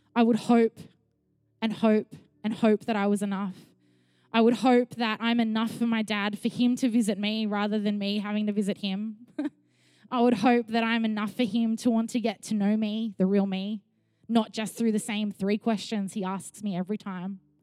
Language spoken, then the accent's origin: English; Sydney, New South Wales, Australia; also born or lived in Melbourne; When I was seven, my mum and I moved from Melbourne to Sydney